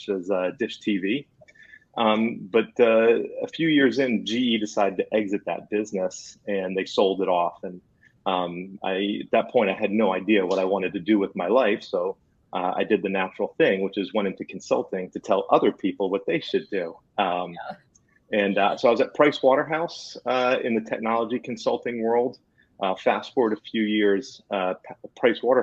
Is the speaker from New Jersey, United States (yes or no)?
yes; New Jersey, United States; I'm from New Jersey